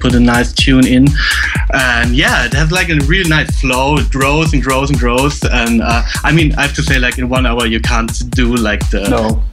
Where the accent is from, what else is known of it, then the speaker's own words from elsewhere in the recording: Frankfurt, Hesse, Germany; also born or lived in Cannes, France; I'm coming from Frankfurt, born in France, in Cannes, but I'm totally a German guy.